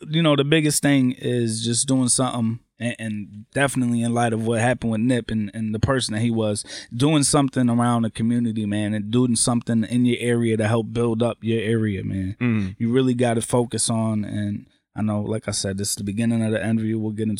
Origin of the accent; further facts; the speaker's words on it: Waterbury, Connecticut, United States; also born or lived in Massachusetts; moved to Waterbury.